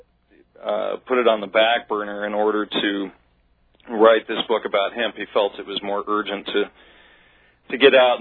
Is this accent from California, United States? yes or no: yes; Southern California, United States; born and raised in Southern California